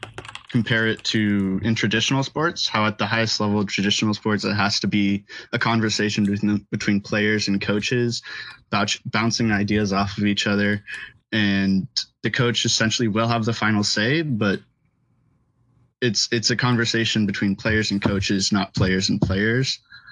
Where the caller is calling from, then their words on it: Los Angeles, California, United States; I'm calling from Los Angeles.